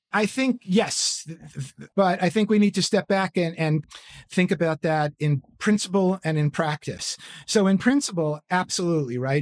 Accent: New York City, New York, United States; born or raised there; moved away

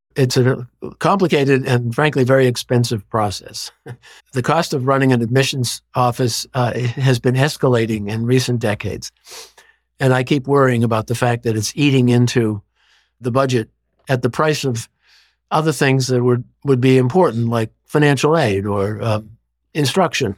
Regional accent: Boston, Massachusetts, United States; growing up in Boston

